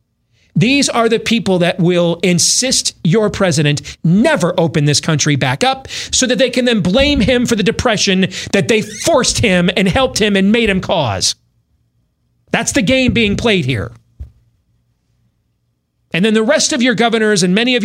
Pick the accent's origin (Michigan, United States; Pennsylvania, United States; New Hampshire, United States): Michigan, United States; I grew up in Michigan